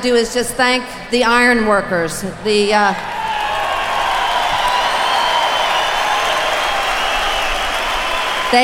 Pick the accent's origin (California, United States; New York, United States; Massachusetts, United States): New York, United States; New York City; also born or lived in Queens; I was born in Manhattan. I was christened in Queens.